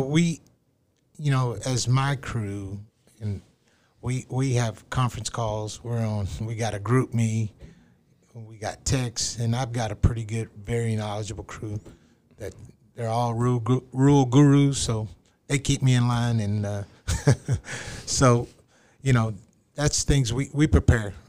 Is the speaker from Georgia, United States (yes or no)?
no; Seminole, Texas, United States; I grew up in West Texas in Seminole